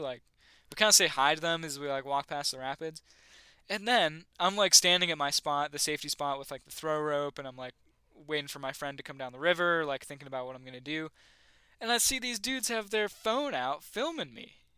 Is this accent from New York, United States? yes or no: yes; a town outside of Buffalo, New York, United States; where I grew, near, a town outside of Buffalo